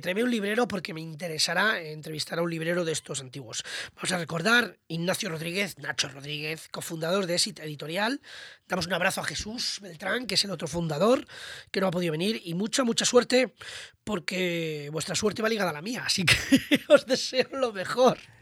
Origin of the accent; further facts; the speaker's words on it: Toledo, Castilla-La Mancha, Spain; como digo yo en mi tierra toledana